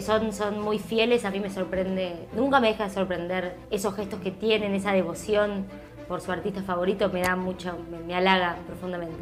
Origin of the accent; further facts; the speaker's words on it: Argentina; yo estaba poniendo toda mi rareza argentina, que a la vez soy latina, con todas las diferencias que tenemos los, los argentinos, porque hablamos distinto